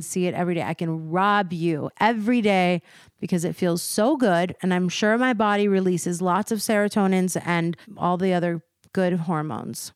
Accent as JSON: {"language": "English", "region": "East Coast", "country": "United States", "also_born_or_lived": "Beverly Hills", "moved": "yes", "said": "we're both from the East Coast"}